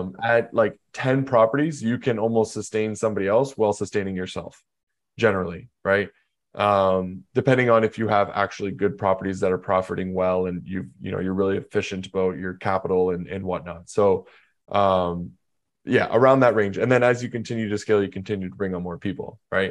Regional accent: Canada; So I'm from Canada

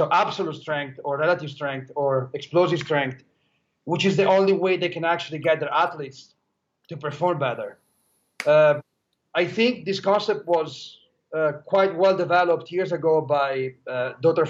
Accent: Italy; now in Los Angeles, United States; I was born and raised in Italy. As right now, I work in Los Angeles

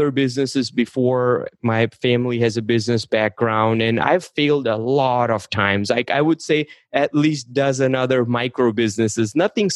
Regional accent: India; English is a second language; moved away as an adult; I was born and raised in India. I moved here and I wanted to do pharmacy. So I wasn't speaking English when I moved to this country.

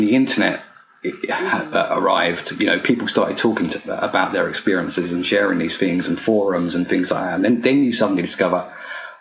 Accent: United Kingdom; being British

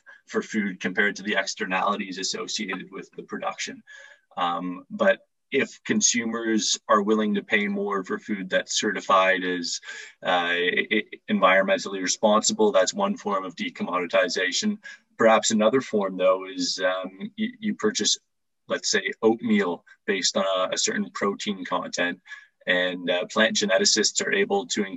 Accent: Toronto, Ontario, Canada; now in Oxford, United Kingdom; I'm living in Oxford, United Kingdom. I'm from Toronto, Canada

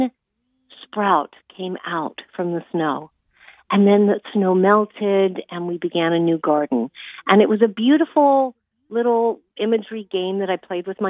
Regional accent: Los Angeles, California, United States; I'm from Hollywood, California

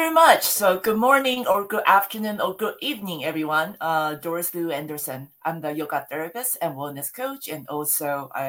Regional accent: Taiwan; moved away as an adult; also born or lived in Louisiana / Florida; now in United States; I born and raised in Taiwan. And then I came to the United States after I finished a college degree, which is in the international business.

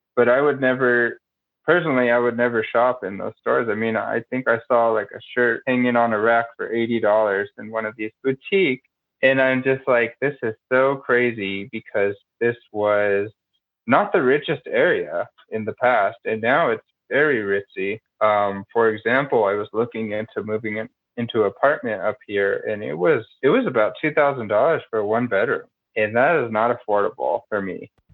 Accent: Denver, Colorado, United States; I am born and raised in Denver

